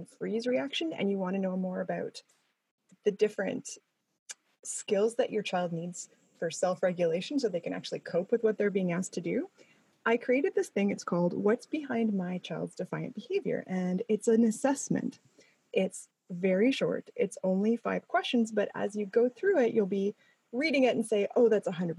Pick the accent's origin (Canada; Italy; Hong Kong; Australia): Canada; I'm Canadian.